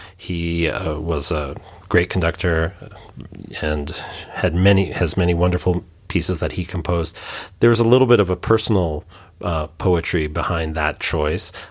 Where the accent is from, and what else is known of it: New York, United States; born or raised there; now in Hamburg, Germany